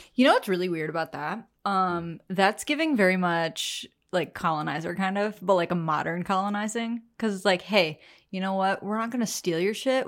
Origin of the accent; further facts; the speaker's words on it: Appalachia, United States; We are Appalachian